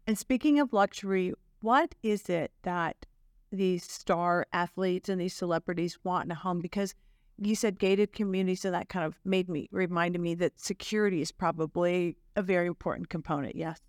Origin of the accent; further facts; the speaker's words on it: Chicago, Illinois, United States; now in Dallas, United States; my hometown of Chicago